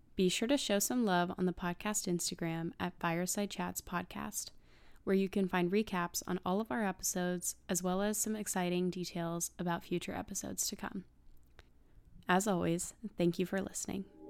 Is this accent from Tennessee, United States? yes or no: yes; Nashville, Tennessee, United States; my hometown of Nashville, Tennessee